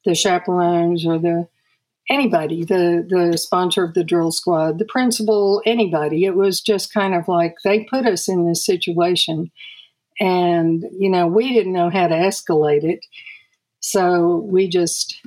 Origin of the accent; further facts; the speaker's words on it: Austin, Texas, United States; I grew up in Austin